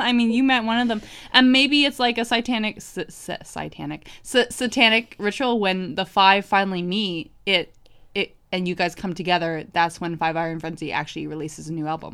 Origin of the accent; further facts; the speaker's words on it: New Hampshire, United States; when I was growing up in New Hampshire